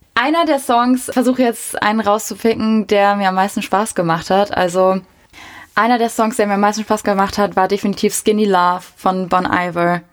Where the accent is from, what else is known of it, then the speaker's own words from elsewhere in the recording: Wiesbaden, Hesse, Germany; Mein Heimatort, meine Wohlfühloase